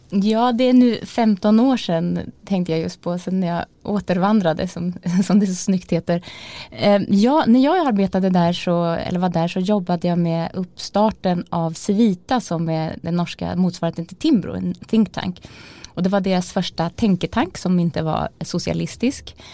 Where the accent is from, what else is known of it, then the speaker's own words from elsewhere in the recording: Malmköping, Södermanland, Sweden; moved away; also born or lived in Norway; vi lantisar var mot Stockholm när jag var, bodde hemma i Malmköping